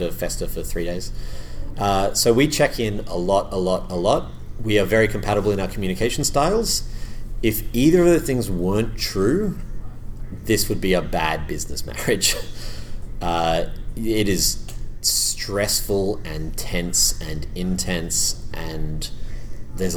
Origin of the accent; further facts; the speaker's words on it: Australia; now in Canada; I'm in Canada at the moment and I'm an Australian